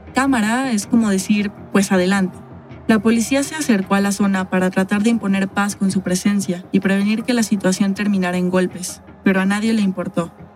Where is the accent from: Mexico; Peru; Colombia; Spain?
Mexico